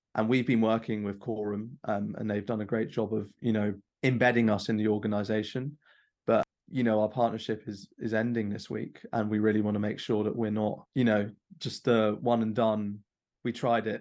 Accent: London, United Kingdom; growing up in London, as diverse as it is.

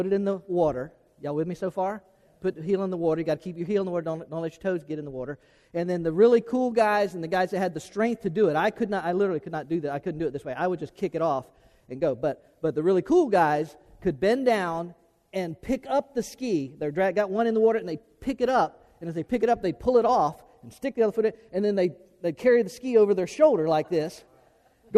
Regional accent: Florida, United States; growing up in Florida.

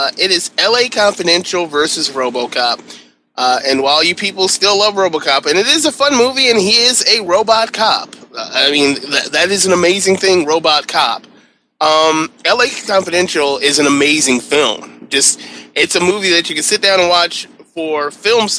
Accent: Detroit, Michigan, United States; I'm from Detroit

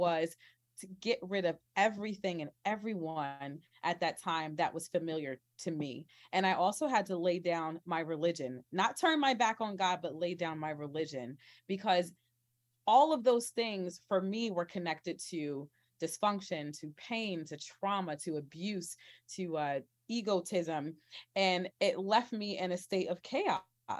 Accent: New Jersey, United States; also born or lived in Oklahoma / Texas / Kansas; I'm originally from New Jersey, but I spent a lot of my life in the Midwest or South or whatever you want to call it, kind of in that Oklahoma, Texas, Kansas region.

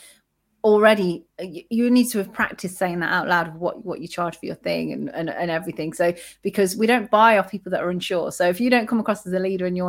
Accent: United Kingdom; we're British as well

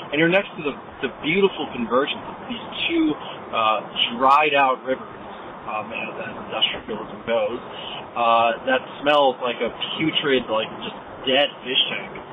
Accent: California, United States; also born or lived in New York / Topanga, California; I'm from New York initially, but I was raised in California. I lived in Topanga for about 10 years

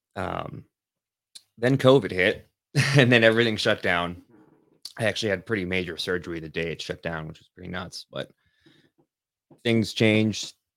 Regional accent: Los Angeles, California, United States; moved away; also born or lived in Lansing area, Michigan; I grew up in Northridge

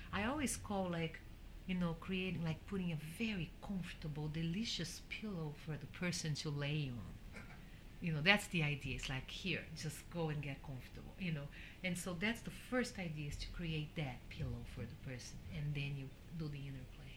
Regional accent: Brazil; growing up in Brazil with the Brazilian rhythms and also with the jazz that I had around the house

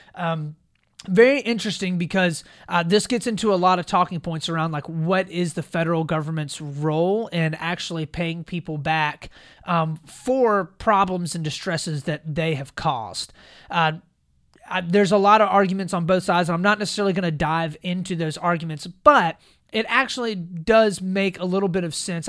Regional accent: South Carolina, United States; South Carolina, my home state

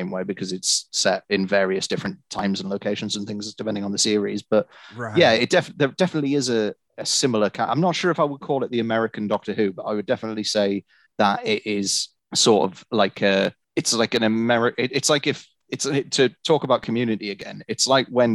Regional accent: United Kingdom; I'm British

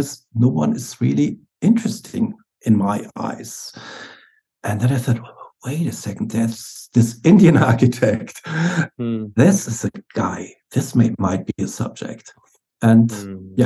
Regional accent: Munich, Bavaria, Germany; moved away as an adult; now in Berlin, Germany; my hometown Munich. Now I'm living in Berlin

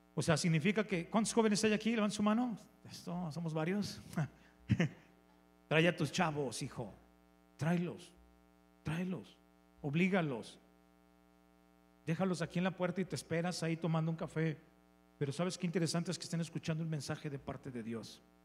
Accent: León, Guanajuato, Mexico; Soy de León

